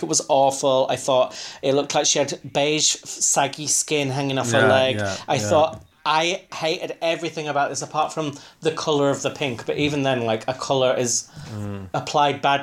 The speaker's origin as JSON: {"language": "English", "region": "Yorkshire and the Humber", "country": "United Kingdom", "said": "I'm from Yorkshire"}